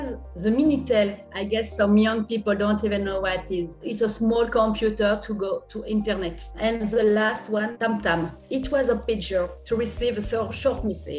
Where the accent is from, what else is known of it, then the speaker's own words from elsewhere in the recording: Toulouse, Occitania, France; In Toulouse, in the south of France